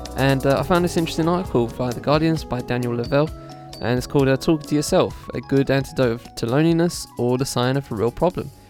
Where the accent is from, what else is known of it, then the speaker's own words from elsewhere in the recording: Essex, East of England, United Kingdom; also born or lived in London; I was born in London. I've lived in the Southeast Essex for the rest, a whole my life